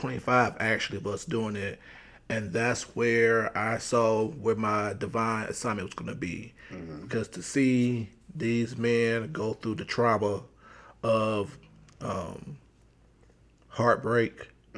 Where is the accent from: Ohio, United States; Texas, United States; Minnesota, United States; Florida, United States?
Ohio, United States; Cleveland; moved away as an adult; also born or lived in Indianapolis, Indiana / Michigan; now in Atlanta, United States; I'm a life coach, born and raised in Cleveland, Ohio.